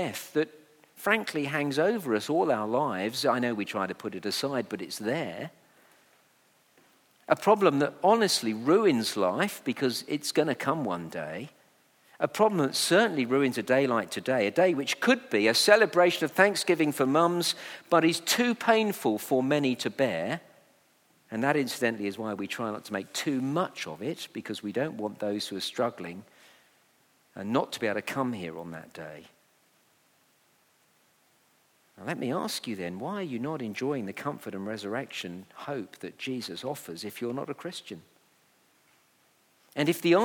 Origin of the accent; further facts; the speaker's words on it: Letchworth, East of England, United Kingdom; my hometown of Letchworth